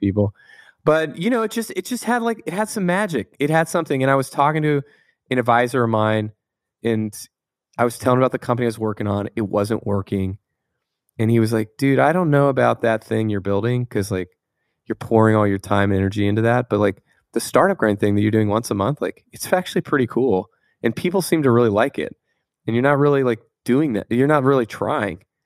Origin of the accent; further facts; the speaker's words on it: Tampa, Florida, United States; now in Palo Alto, United States; I grew up in Tampa, Florida